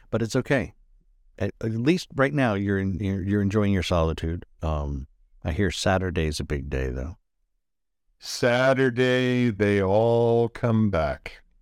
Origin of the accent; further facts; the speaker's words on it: Baltimore, Maryland, United States; I'm I'm from Balmer. I'm going to use that all the time.